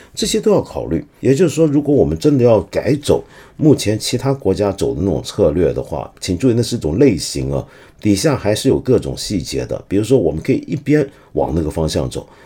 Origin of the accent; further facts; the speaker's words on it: Hong Kong; first language Cantonese; Chinese is a second language; also born or lived in Guangdong; 我作为一个香港人，作为一个广东人啊，那么母语是粤语